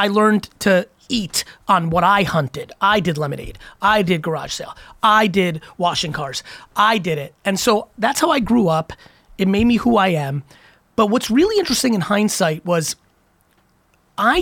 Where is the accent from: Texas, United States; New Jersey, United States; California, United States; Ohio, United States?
New Jersey, United States; Edison; also born or lived in Queens, New York / Belarus; I grew up in Queens and then Edison, New Jersey